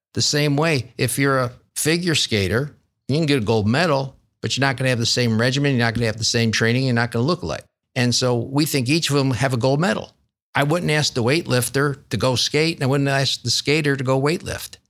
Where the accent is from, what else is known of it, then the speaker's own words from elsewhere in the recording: Rochester, New York, United States; accent: upstate New York twang; moved away as an adult; now in Columbus, United States; born and raised in Rochester, New York. And um, I, some of your listeners with a good ear will still hear that upstate New York twang